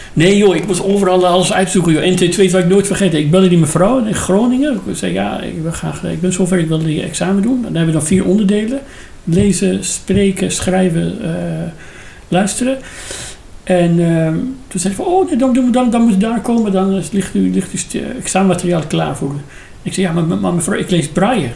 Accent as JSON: {"language": "Dutch", "country": "Iran", "second_language": "Dutch", "moved": "as an adult", "lives_now": "Netherlands", "said": "ik uit Iran kom"}